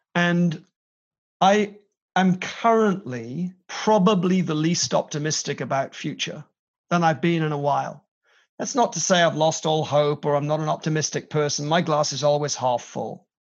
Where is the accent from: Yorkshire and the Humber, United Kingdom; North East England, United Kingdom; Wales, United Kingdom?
Wales, United Kingdom